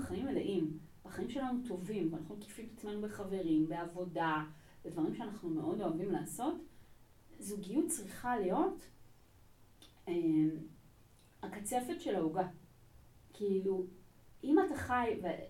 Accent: Israel; לא נולדתי בארץ, אני כאן מגיל שנתיים

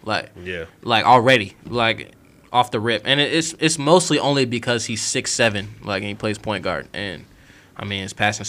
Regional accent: Charlotte, North Carolina, United States; I had the blessing of growing up in Charlotte

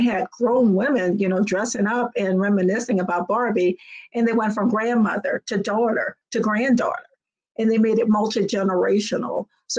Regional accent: New Orleans, Louisiana, United States; I'm from New Orleans.

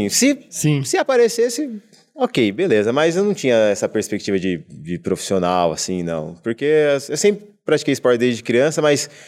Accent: Americana, São Paulo, Brazil; que eu sou de Americana do interior, né, na cidade de interior de São Paulo.

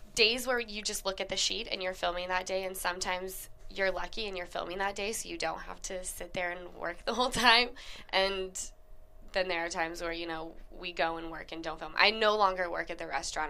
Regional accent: Utah, United States; now in Los Angeles, United States; girlfriends of mine that I grew up with in Utah

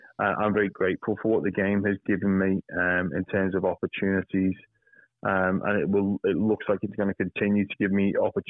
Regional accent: Liverpool, North West England, United Kingdom; moved away as an adult; now in Australia; I'd never been on an aeroplane before as a kid growing up in Liverpool

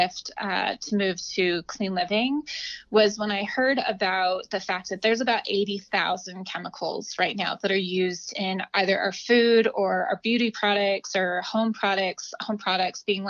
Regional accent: Albuquerque, New Mexico, United States; moved away as an adult; also born or lived in Los Angeles / New York; I grew up in Albuquerque, New Mexico, which is where I live now.

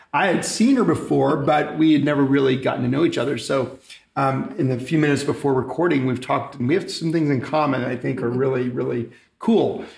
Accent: Bethany, Oklahoma, United States; moved away; I grew up in Bethany, across the lake

